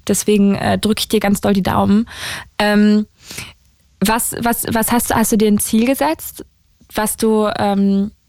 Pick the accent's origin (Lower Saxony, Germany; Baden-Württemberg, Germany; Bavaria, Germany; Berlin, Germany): Berlin, Germany; aus Berlin-Zehlendorf.